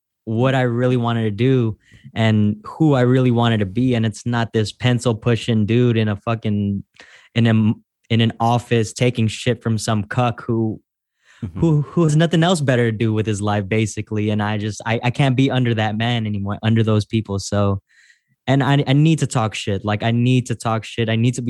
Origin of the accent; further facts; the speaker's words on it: San Francisco, California, United States; But for me, at least the way I grew up is this, I grew up in San Francisco.